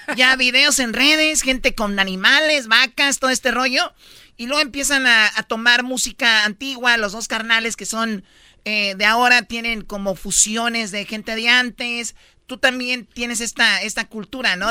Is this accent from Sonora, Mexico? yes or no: no; Jalisco, Mexico; Yo soy de Jalisco